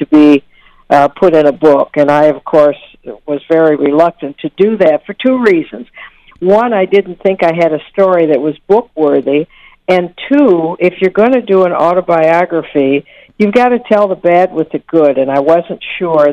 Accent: Saginaw, Michigan, United States; also born or lived in Detroit, Michigan; I came to be adopted by my adoptive parents and growing up in Saginaw, Michigan

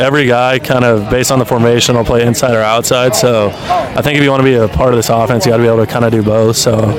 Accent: Los Angeles, California, United States; being able to play in my hometown

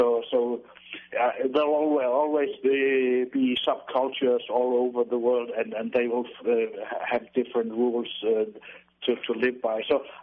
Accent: Jutland, Denmark; Yeah, Jutland.

